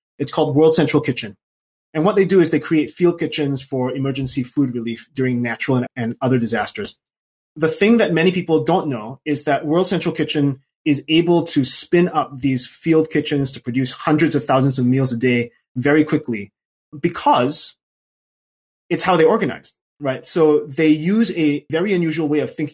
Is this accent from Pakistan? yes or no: no; Singapore; also born or lived in London / Auvergne, France; now in France; I was born and raised in Singapore